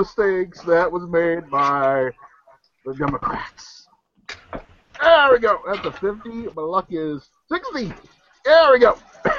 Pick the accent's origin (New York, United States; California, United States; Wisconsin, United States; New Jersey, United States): Wisconsin, United States; Madison; No relation whatsoever. I come from hail from Madison, Wisconsin.